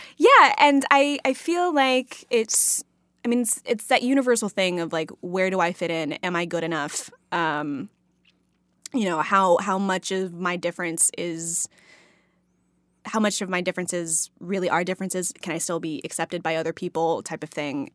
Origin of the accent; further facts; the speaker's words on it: Texas, United States; growing up in Texas